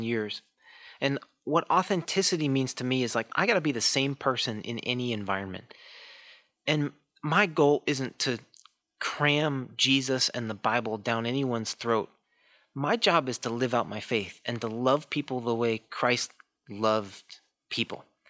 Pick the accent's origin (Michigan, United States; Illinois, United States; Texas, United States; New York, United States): Illinois, United States; Chicago; I grew up in the Chicago area